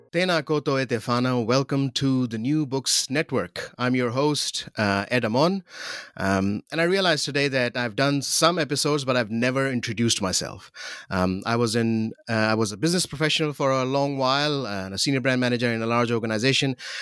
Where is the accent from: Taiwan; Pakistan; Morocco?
Pakistan; growing up in Pakistan